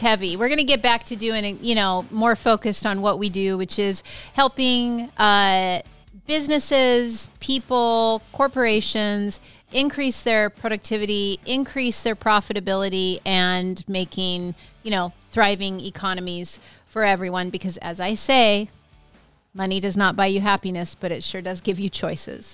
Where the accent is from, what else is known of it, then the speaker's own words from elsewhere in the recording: Yakima Valley, Washington, United States; growing up in the Yakima Valley